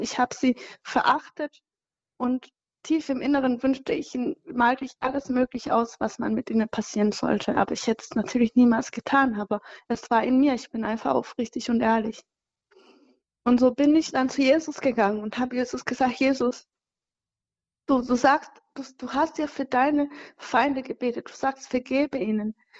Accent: Cyangugu, Western Province, Rwanda; moved away; ich komme aus Changugu, das ist so ein bisschen weit weg, ähm, südwestlich.

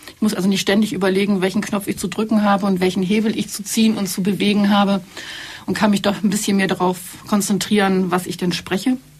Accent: Hamburg, Germany; moved away as an adult; also born or lived in Berlin; now in Allgäu, Germany; Ich bin nicht aus dem südlichen Deutschland, sondern ich bin eine echte, waschechte Hamburgerin und habe da auch einen Großteil meines Lebens verbracht

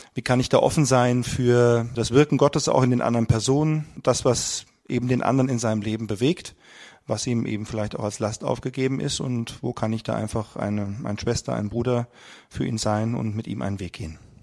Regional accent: Frankfurt area, Hesse, Germany; Wir kommen aus dem Raum Frankfurt

